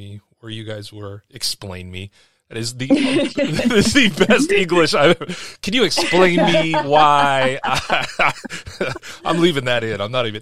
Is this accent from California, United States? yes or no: yes; California, United States; moved away as an adult; I'm a Californian